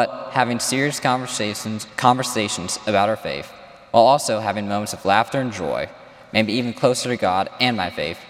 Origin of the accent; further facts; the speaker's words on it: Washington, District of Columbia, United States; also born or lived in Dallas, Texas; lived there for 4 years before moving to D.C.